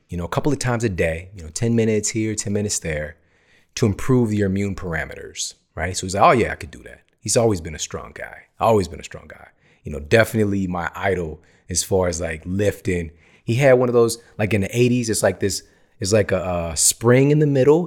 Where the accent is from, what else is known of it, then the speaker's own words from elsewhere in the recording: United States; also born or lived in East St. Louis, Illinois / Ferguson, Missouri; growing up in East Saint Louis, in Ferguson, Missouri